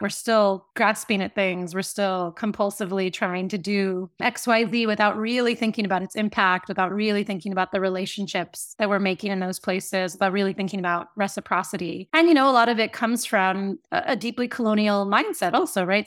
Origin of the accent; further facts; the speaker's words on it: United States; accent: American; also born or lived in Cape Town / Havana / Mexico City / Berlin; I had a different classification in Latin America than I did growing up in the States